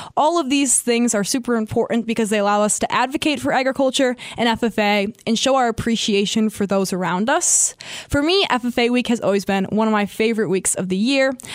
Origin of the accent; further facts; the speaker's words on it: Albany, Wisconsin, United States; I'm from Albany, Wisconsin